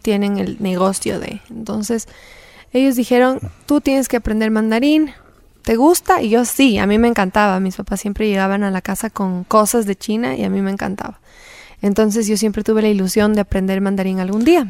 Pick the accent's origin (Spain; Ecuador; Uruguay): Ecuador; Quito, Pichincha; En Quito, nací en Ecuador y he estado la mayoría de mi vida aquí